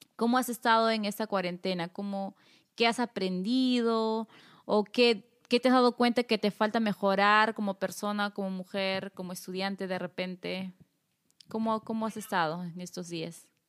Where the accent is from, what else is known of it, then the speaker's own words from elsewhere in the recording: Apurímac, Peru; Nosotras somos vecinas nomás de, Ayacucho, somos de Apurímac